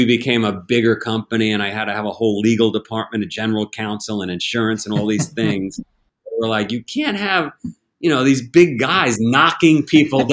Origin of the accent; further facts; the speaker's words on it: United States; as an American, as a global citizen